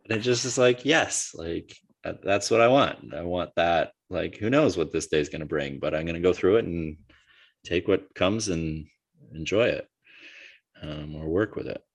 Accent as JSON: {"language": "English", "country": "United States", "said": "I'm just as an American"}